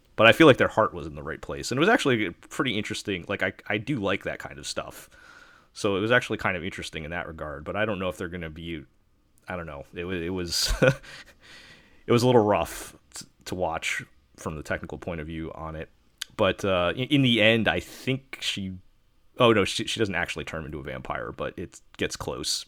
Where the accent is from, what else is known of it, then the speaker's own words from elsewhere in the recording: New York, United States; I'm from New York